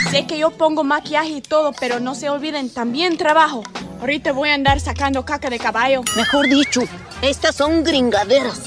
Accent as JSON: {"language": "Spanish", "town": "Culiacán", "region": "Sinaloa", "country": "Mexico", "moved": "as an adult", "lives_now": "Mexico City, Mexico", "said": "soy sinaloense y hace, te cuento, hace 10 años me vine acá a la Ciudad de México"}